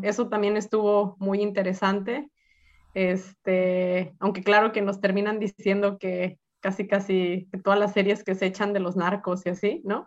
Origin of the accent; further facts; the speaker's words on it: Guadalajara, Jalisco, Mexico; moved away as an adult; also born or lived in Tromsø, Norway; now in Oslo, Norway; yo soy de Guadalajara